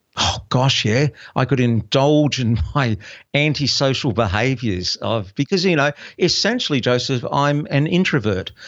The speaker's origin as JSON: {"language": "English", "town": "Brisbane", "region": "Queensland", "country": "Australia", "tie": "born or raised there", "moved": "as an adult", "said": "my hometown of Brisbane"}